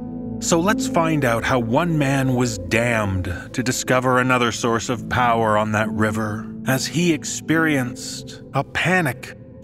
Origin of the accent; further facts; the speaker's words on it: Canada; I'm Canadian